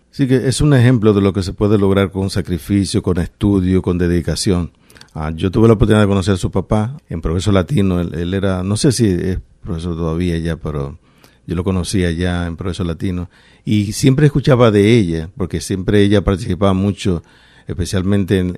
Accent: Santo Domingo, Dominican Republic; moved away as an adult; also born or lived in Paterson, New Jersey; now in Rhode Island, United States; Yo venía de Santo Domingo

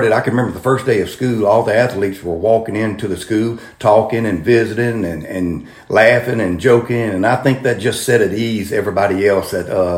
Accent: Natchitoches, Louisiana, United States; I grew up in Natchitoches

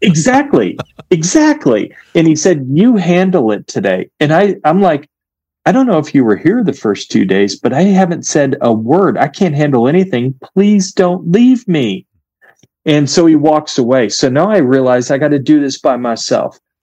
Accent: United States; I'm an American

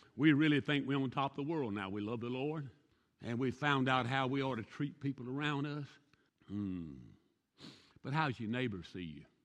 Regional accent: the South, United States; now in Arbuckle, United States; I'm from the South. It's almonds to me.

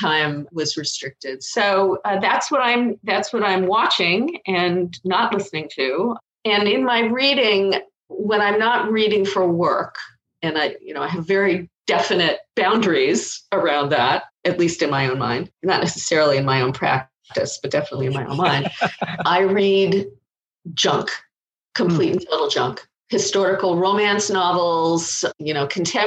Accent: Los Angeles, California, United States; I grew up in Los Angeles.

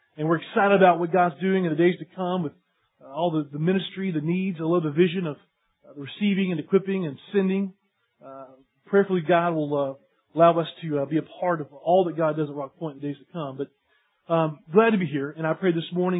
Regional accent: East Tennessee, United States; I'm from East Tennessee.

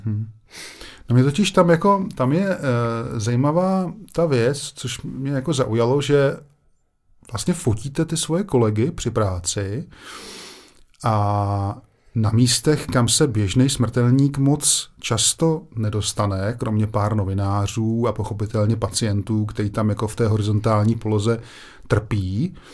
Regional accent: Brno, South Moravian Region, Czechia; protože to je moje rodiště

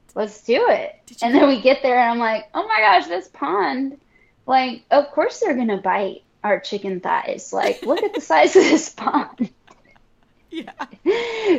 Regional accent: Destin, Florida, United States; also born or lived in Orlando / Guam; I grew up fishing in the Gulf out here in Destin, Florida

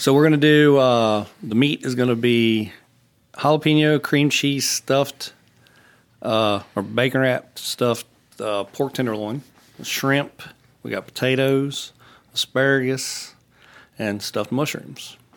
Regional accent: Roanoke, Virginia, United States; moved away; I'm from Southwest Virginia, Roanoke

